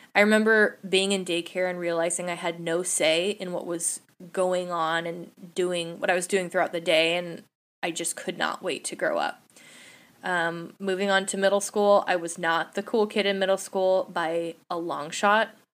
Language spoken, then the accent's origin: English; San Jose, California, United States; I'm a Bay Area native. I was born and raised in San Jose